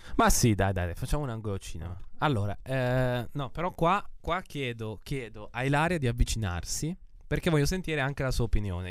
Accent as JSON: {"language": "Italian", "region": "Emilia-Romagna", "country": "Italy", "said": "io sono dell'Emilia Romagna"}